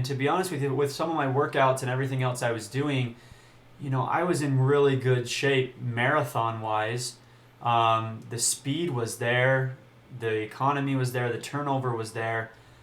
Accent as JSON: {"language": "English", "region": "Utah", "country": "United States", "said": "I'm from Utah"}